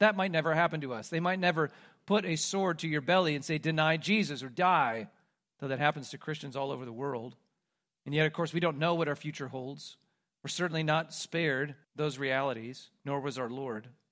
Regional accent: Midwest, United States; moved away; I'm from the Midwest. We don't have an accent there

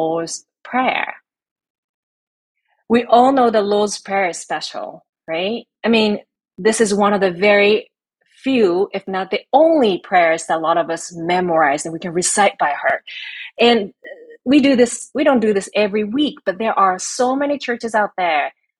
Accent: Japan; now in United States; I'm from Japan

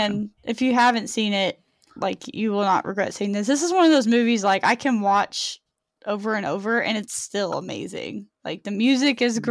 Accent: Texas, United States; I'm from Texas and I'm proud. Don't make fun of the way I talk

